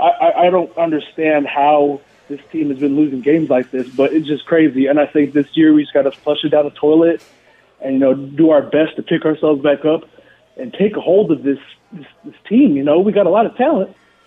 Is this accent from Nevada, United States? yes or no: yes; Las Vegas, Nevada, United States; I'm born and raised in Vegas.